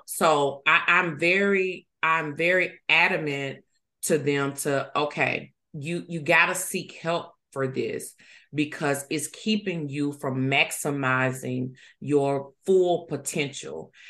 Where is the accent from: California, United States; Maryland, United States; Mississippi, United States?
Mississippi, United States; Ruleville; also born or lived in Yazoo City, Mississippi / Hattiesburg, Mississippi; I was born in Yazoo City, Mississippi. Uh, but I was actually raised in Rueville, Mississippi